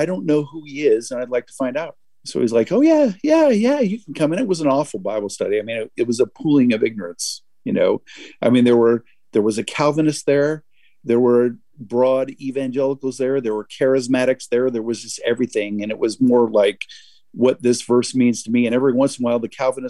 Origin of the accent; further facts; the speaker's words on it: West Covina, California, United States; moved away as an adult; now in Massachusetts, United States; Grew up in a suburb of Los Angeles, California, West Covina